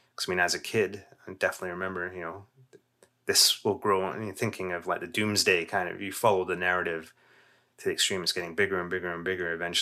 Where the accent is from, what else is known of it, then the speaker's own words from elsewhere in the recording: Canada; And again, we have our own biases here, being Canadian, but in Eastern North America is much less of a thing than it was.